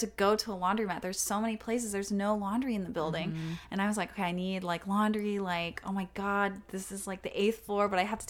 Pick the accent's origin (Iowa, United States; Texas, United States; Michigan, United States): Texas, United States; now in New York, United States; But I'm from Texas, like, for someone who's from, like, a really small town in Texas